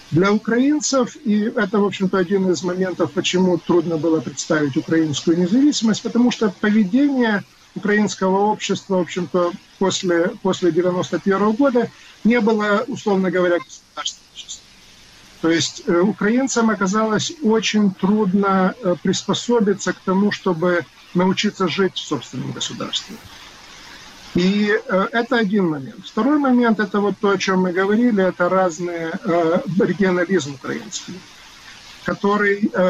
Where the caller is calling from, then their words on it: Massachusetts, United States; я говорю из Массачусетса, то есть мне это параллель ближе